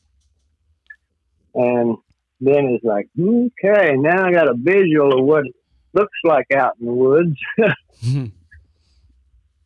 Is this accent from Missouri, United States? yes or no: yes; Fair Grove, Missouri, United States; also born or lived in Pleasant Hope, Missouri; From Fair Grove, Missouri. I grew up